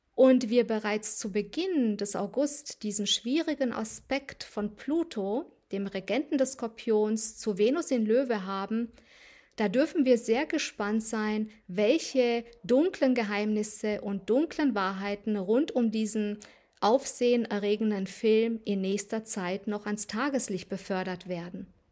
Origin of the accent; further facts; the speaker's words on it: Transylvania, near Sibiu, Sibiu County, Romania; moved away; in meine alte Heimat nach Rumänien Siebenbürgen reise, in die Nähe von Hermannstadt